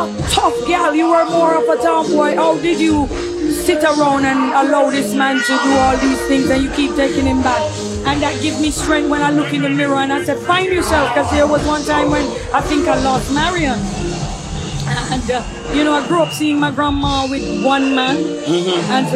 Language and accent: English; Saint Mary Parish, Jamaica; moved away; also born or lived in Kingston, Jamaica; I moved from Kingston, St. Mary to Kingston